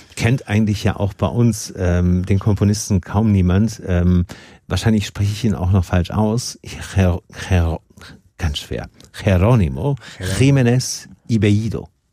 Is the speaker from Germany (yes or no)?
yes; Germany; bei uns in Deutschland